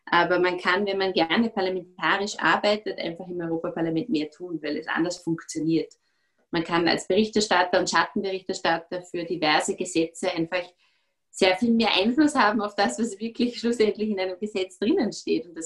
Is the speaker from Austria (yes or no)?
yes; Austria; natürlich bis zu einem gewissen Grad als Österreicher